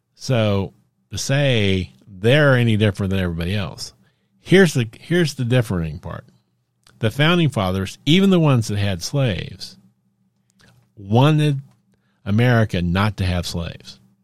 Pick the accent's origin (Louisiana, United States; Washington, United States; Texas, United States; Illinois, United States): Texas, United States; Dallas; I grew up in Texas, in Dallas